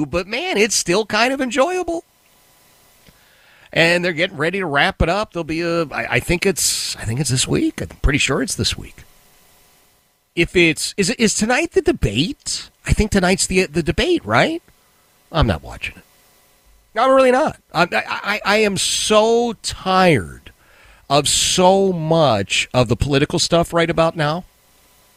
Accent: United States; I live in the United States because I'm an American.

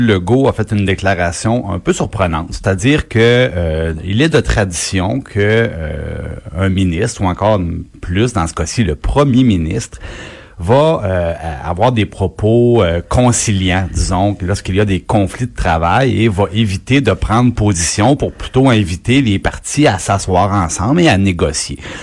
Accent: Trois-Rivières, Quebec, Canada; moi, je viens, je viens de Trois-Rivières

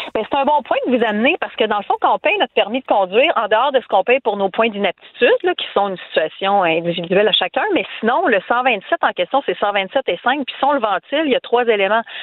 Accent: Quebec City, Quebec, Canada; je viens de Québec

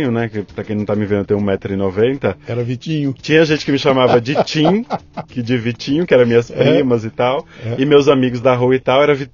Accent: Bahia, Brazil; now in São Paulo, Brazil; é, baiano de 41 anos

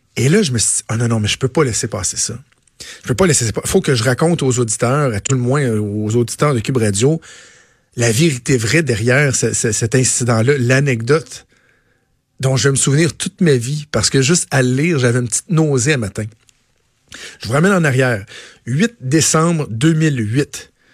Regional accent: Quebec, Canada; Je suis d'abord avant tout québécois. Je suis canadien aussi. Je suis fier d'être québécois

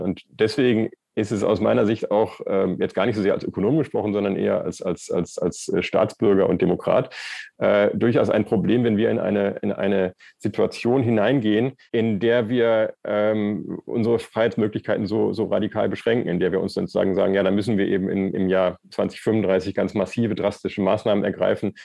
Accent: Erftstadt, North Rhine-Westphalia, Germany; Ich bin selber in, in Erftstadt aufgewachsen und mein Elternhaus steht

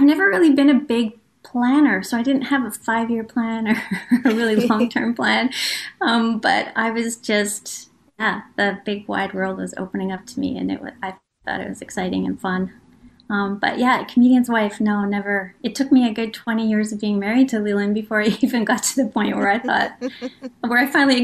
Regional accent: Melfort, Saskatchewan, Canada; moved away as an adult; now in British Columbia, Canada; I'm from Melfort, Saskatchewan. I'm a small town girl

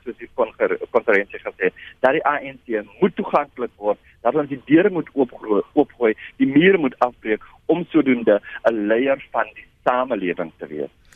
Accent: Langeberg area, Western Cape, South Africa; In die hele Langeberg area waar ek vandaan kom

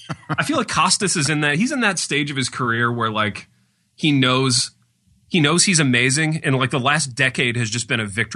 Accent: United States; this is me speaking only as an American

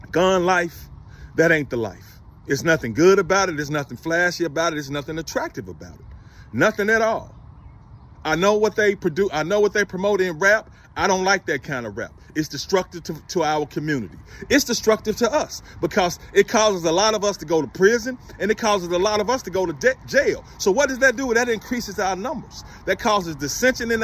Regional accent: Memphis, Tennessee, United States; I grew up in inner city Memphis

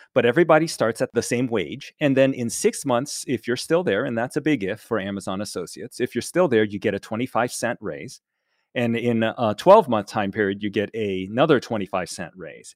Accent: United States; I'm Chinese American and was raised in America entirely my whole life since I was five

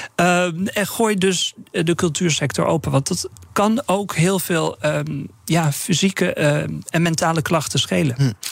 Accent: northern Netherlands, Netherlands; ik ben een Noorderling

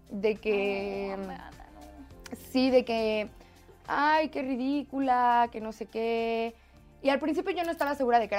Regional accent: Mexico City, Mexico; De la Ciudad de México.

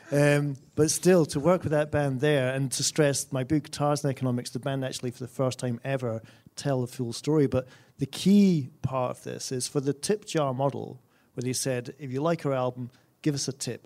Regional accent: Scotland, United Kingdom; my home country of Scotland

